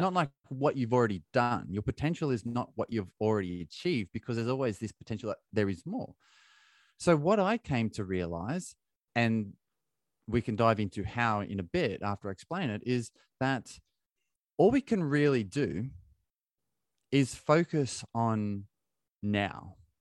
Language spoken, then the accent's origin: English; Australia; moved away as an adult; now in United Kingdom; I'm from Australia